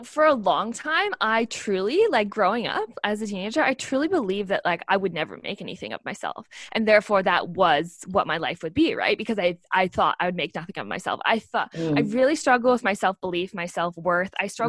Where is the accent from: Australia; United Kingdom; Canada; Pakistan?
Australia; So I'm really proud to say that I am an Australian Olympian. And you might be finding that a little bit funny because I know I'm sure everyone hears my accent